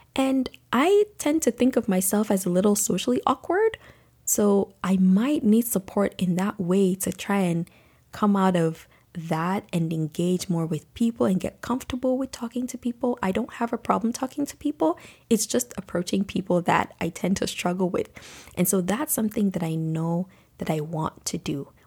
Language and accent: English; Nigeria; moved away; as a young girl growing up in Nigeria